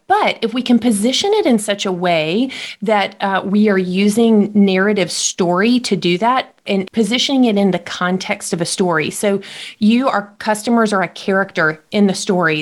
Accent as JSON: {"language": "English", "town": "Jackson", "region": "Mississippi", "country": "United States", "tie": "born or raised there", "said": "I was born in Mississippi, uh, raised here my entire life, and and most of my life raised just outside of Jackson"}